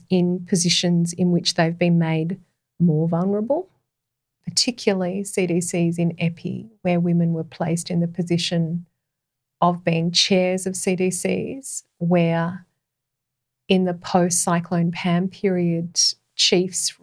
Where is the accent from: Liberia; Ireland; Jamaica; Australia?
Australia; as an Australian woman